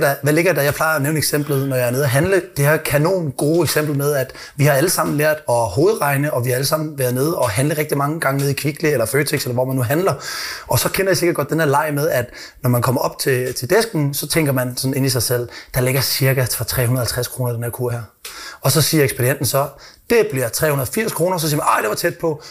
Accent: Odense, Southern Denmark, Denmark; Nu er jeg jo fra Odense

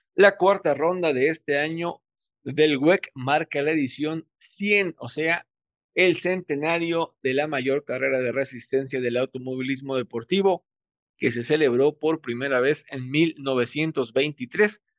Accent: Mexico; Soy mexicano

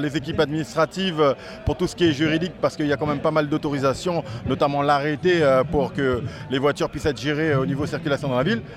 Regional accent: French Guiana; en tant que Guyanais

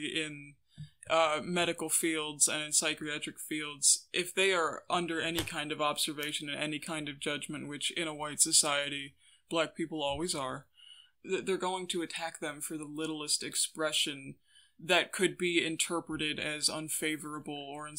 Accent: Cleveland, Ohio, United States; I was born in Cleveland

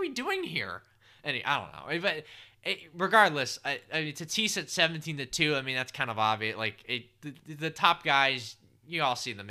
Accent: Boston, Massachusetts, United States; I'm from Boston

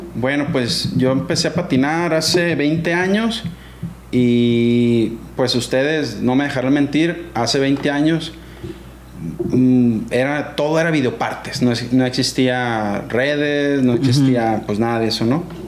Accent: Guamúchil, Sinaloa, Mexico; also born or lived in Culiacán, Sinaloa / Angostura, Sinaloa; ahí crecí y ahí empecé a patinar

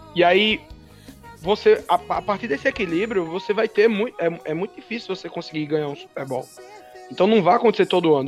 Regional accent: Campina Grande, Paraíba, Brazil; Eu sou de Campina Grande, é, aqui na Paraíba

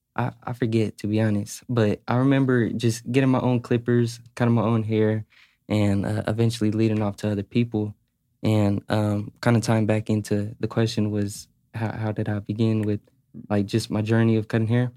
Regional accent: Sacramento, California, United States; also born or lived in Carson City, Nevada; I'm from Carson, but I moved to Sacramento when I was, like, five

